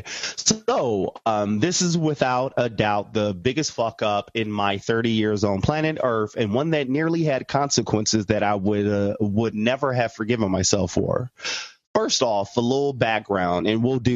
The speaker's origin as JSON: {"language": "English", "country": "United States", "said": "I'm American"}